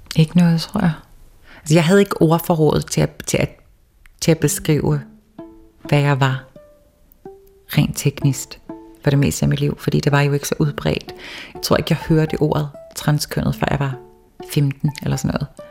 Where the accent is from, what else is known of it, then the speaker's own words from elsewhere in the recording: Toftir, Faroe Islands; also born or lived in Copenhagen, Denmark; jeg var den første første transkønnet person i mit land